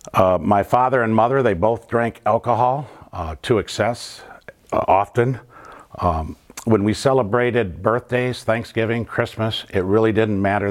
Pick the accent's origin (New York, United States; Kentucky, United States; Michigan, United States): Michigan, United States; Flint; Growing up in the North End